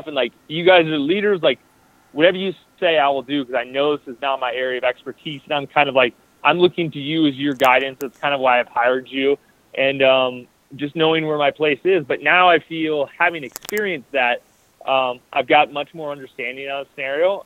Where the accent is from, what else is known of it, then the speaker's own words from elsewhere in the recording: Iowa, United States; I'm from Iowa.